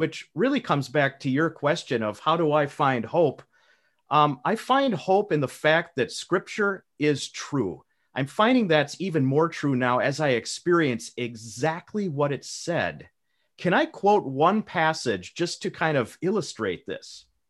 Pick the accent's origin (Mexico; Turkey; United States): United States; as an American patriot myself